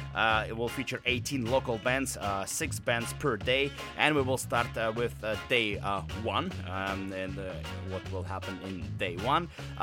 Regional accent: Novosibirsk, Novosibirsk Oblast, Russia; now in Vancouver, Canada; my hometown, Novosibirsk, and Vancouver scene is stronger. So I am, since I got here, since I moved from Russia to Vancouver

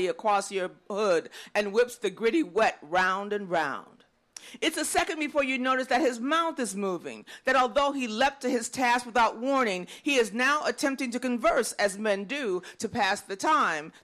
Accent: Chicago, Illinois, United States; moved away; I'm originally from Chicago

